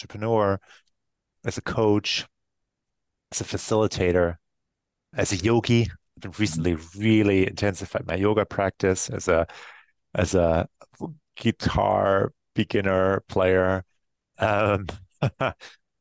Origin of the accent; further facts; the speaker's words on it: Germany; moved away as an adult; now in United States; the town I grew up in Germany